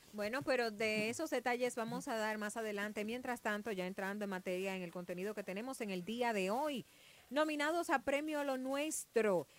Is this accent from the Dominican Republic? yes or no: yes; Dominican Republic; como dominicanos